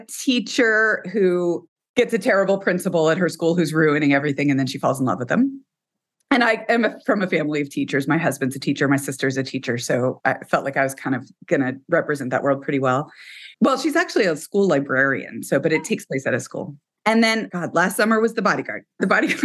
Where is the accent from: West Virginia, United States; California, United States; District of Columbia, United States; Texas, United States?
Texas, United States; I am from Texas and we have a ranch.